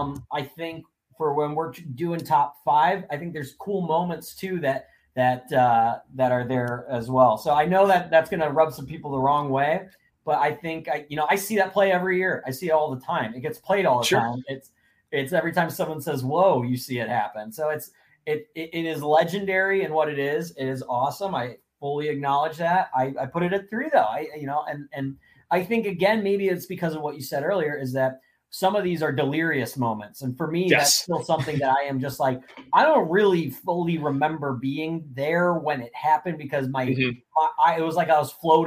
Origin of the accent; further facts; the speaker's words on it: Columbus, Ohio, United States; I was born in Columbus. I grew up in Columbus.